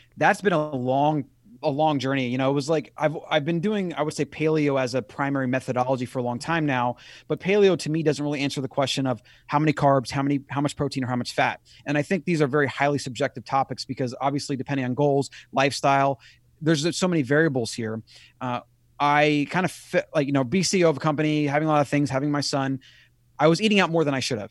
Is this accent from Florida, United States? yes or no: yes; Florida, United States; I grew up in Florida